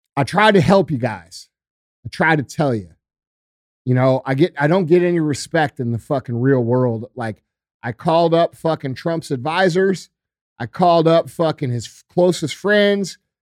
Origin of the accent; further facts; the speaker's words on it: Missouri, United States; I'm from Missouri.